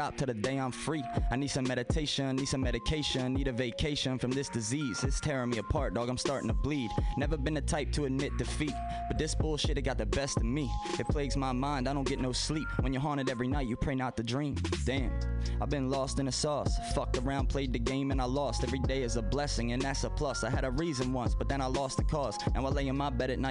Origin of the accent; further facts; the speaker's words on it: Baltimore, Maryland, United States; I was from Baltimore